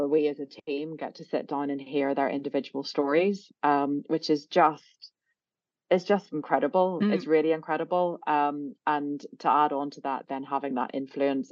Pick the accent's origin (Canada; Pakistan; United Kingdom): United Kingdom; Belfast, Northern Ireland; moved away; I grew up in Belfast in a sort of pretty middle of the road, middle class family background